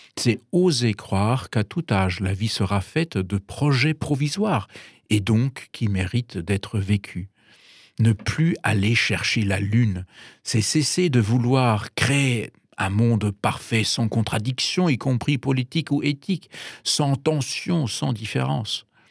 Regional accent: Bavaria, Germany; French is a second language; moved away as an adult; also born or lived in Paris, France / Munich / New York; now in France; Je, suis donc d'origine allemande, j'ai grandi en Bavière

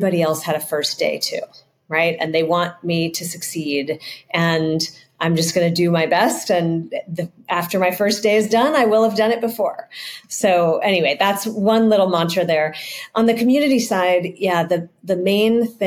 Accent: San Francisco, California, United States; I grew up in San Francisco where it's very hilly

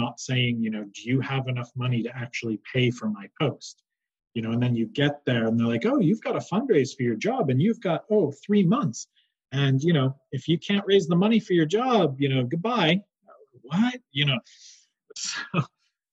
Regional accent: New York, United States; moved away; I grew up in New York

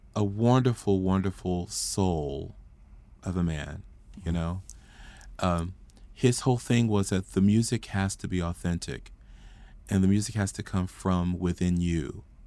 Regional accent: Fort Worth, Texas, United States; I grew up in Stop Six, Fort Worth, Texas

